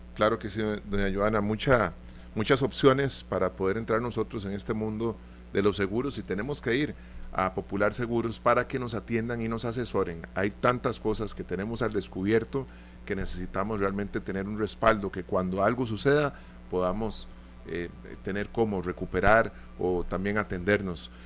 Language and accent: Spanish; Costa Rica; Como tico